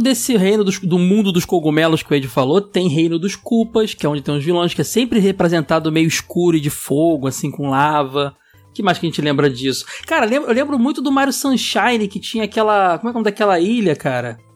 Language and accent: Portuguese; Rio de Janeiro, Brazil; also born or lived in Praça Seca, Rio de Janeiro; sou de Bangu